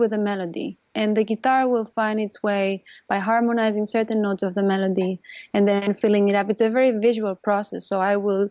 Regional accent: Catalonia, Spain; moved away as an adult; now in New York, United States; I'm from Catalonia, which is the northeast

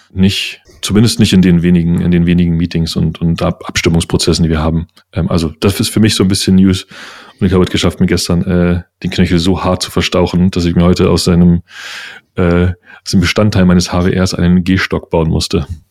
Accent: Uckermark, Brandenburg, Germany; now in Berlin, Germany; ich bin ein Ur-Uckermerker. Ich bin nur schon viel zu lange in dieser Stadt

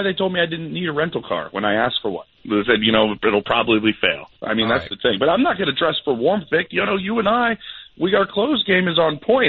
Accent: Philadelphia, Pennsylvania, United States; Being a guy who was born and raised in Philly

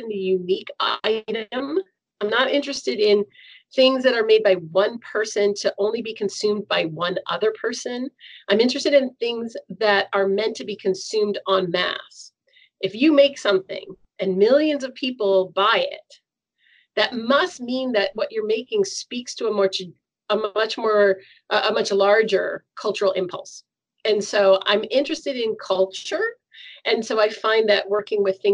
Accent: Seneca, New York, United States; now in Toronto, Canada; We grew up in Seneca, in Western New York

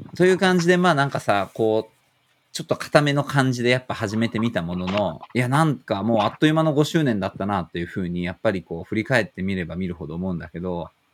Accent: Tokyo, Japan; 自分が住んでる東京、なんか生まれたとこの東京

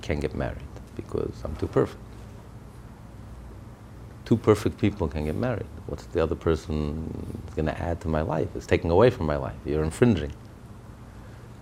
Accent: United States; I'm an American

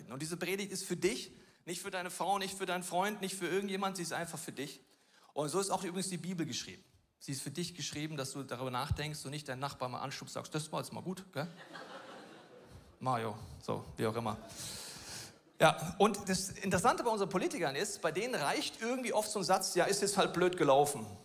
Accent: Munich, Bavaria, Germany; dass nicht nur ich als Münchner heute darüber predige

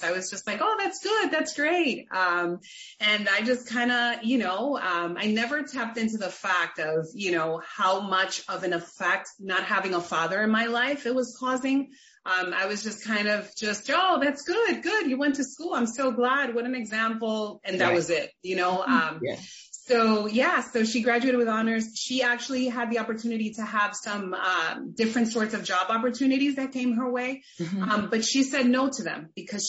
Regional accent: New York City, New York, United States; I grew up in the Bronx, New York City, in the Bronx, with a single mom

